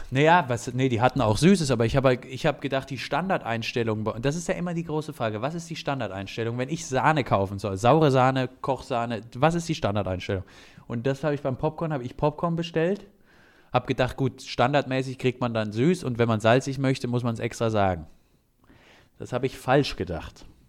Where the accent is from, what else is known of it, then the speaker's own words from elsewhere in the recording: Bavaria, Germany; Gerade als Bayer